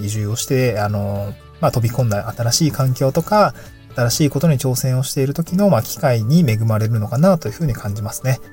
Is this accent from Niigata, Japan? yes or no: yes; Niigata, Japan; moved away as an adult; also born or lived in Aomori / Tokyo; now in Awaji Island, Japan; 出身が新潟県なんですけど、で、新潟のまあ高校を卒業して